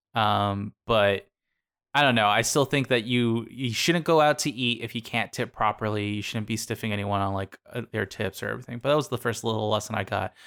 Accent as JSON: {"language": "English", "town": "Sierra Vista", "region": "Arizona", "country": "United States", "tie": "born or raised there", "said": "my hometown of Cervista"}